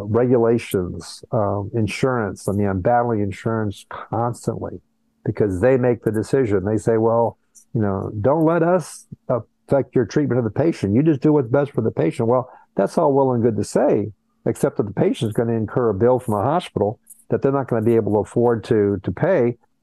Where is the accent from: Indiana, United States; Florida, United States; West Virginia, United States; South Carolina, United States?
Florida, United States; Miami; also born or lived in Colombia / Brazil; I was all over the place. I was born in Colombia, South America. I grew up half in Brazil, half in the U.S. Miami is my hometown. So when I think of my hometown, it's Miami.